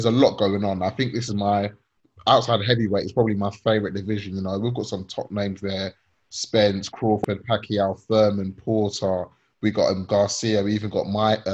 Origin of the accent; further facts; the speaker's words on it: England, United Kingdom; also born or lived in Nigeria; I am English. Don't worry, I'm half English. I'm Nigerian